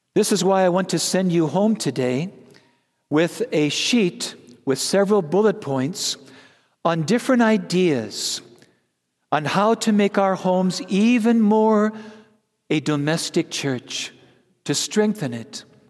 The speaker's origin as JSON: {"language": "English", "region": "Wisconsin", "country": "United States", "said": "I'm from Wisconsin"}